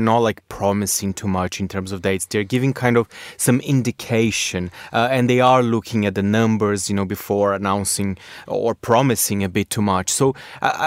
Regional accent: Brazil; including my home country, Brazil.

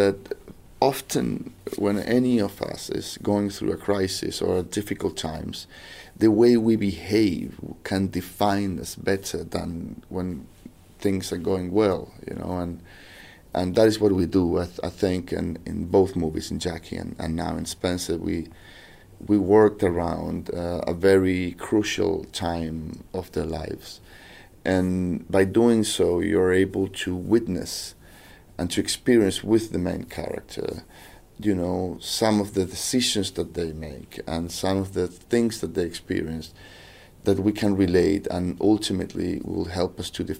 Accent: Chile; English is a second language; I'm from South America, from Chile, so there's nothing that could be further away from my reality and my culture and education than the royal family

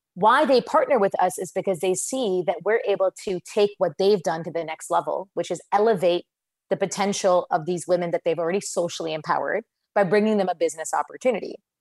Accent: United States; accent: American; moved away as an adult; now in India; I was born in the U.S.

